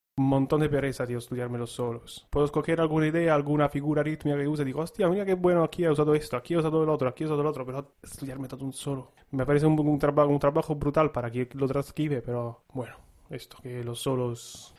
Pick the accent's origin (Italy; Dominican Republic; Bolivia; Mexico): Italy; now in Spain; en mi tierra